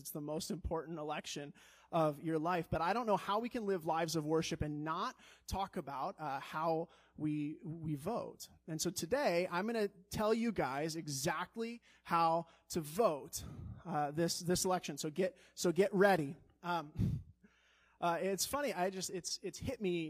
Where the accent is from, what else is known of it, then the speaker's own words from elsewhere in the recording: Colorado, United States; also born or lived in Chicago; now in Wisconsin, United States; I grew up in Colorado